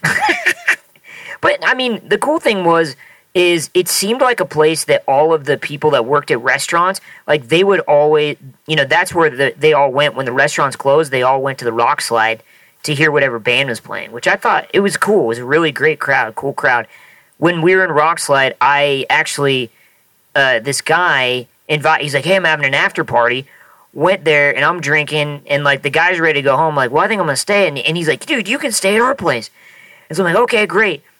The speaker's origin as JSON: {"language": "English", "region": "Nebraska", "country": "United States", "tie": "born or raised there", "said": "growing up in Nebraska"}